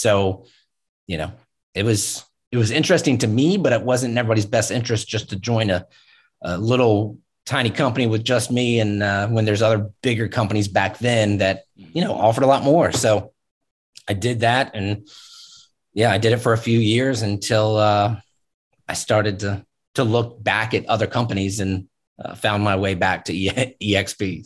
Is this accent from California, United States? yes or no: no; Virginia Beach, Virginia, United States; also born or lived in Pittsburgh; I grew up in Virginia Beach